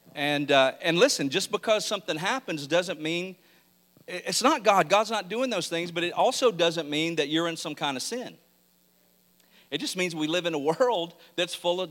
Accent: Mississippi, United States; I was raised in Mississippi

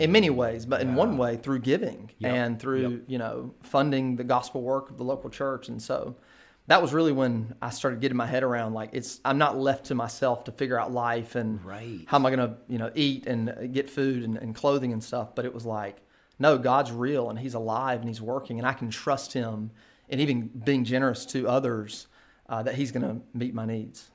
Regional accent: Kinston, North Carolina, United States; now in Durham, United States; born and raised in Kinston, North Carolina

